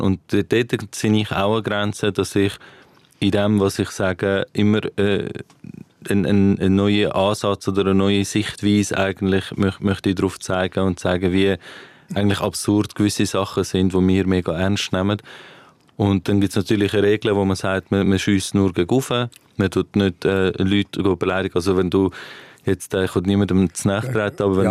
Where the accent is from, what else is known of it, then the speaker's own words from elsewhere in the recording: Winterthur, Zurich, Switzerland; ich bin Winterthurer Comedian